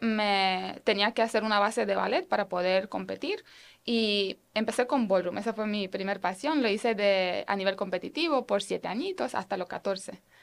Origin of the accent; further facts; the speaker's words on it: Romania; Spanish is a second language; now in Puerto Rico; vengo de allá